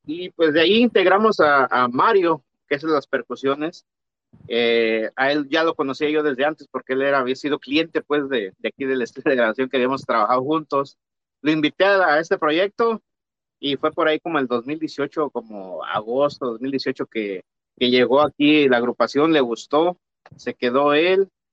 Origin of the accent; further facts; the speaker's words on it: San Luis Potosí, Mexico; now in United States; yo soy de San Luis Potosí también